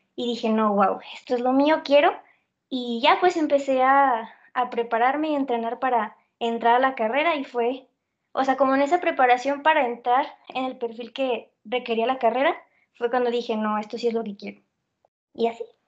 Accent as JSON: {"language": "Spanish", "region": "Zacatecas", "country": "Mexico", "moved": "yes", "said": "Tengo 20 años y soy de Zacatecas."}